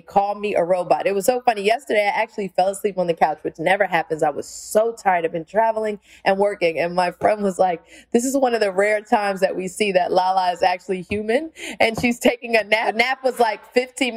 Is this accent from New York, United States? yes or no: yes; New York City, New York, United States; the skills I've learned from just being a New Yorker and learning how to function in New York has taken me all over the world.